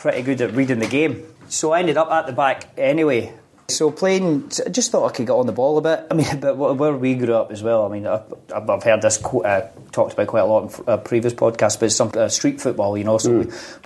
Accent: Scotland, United Kingdom; being a young boy growing up in Scotland

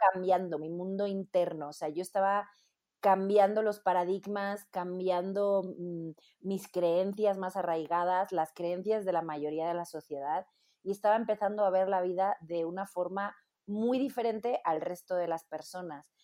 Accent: Spain; moved away as an adult; now in Mexico; como cantante española, compositora

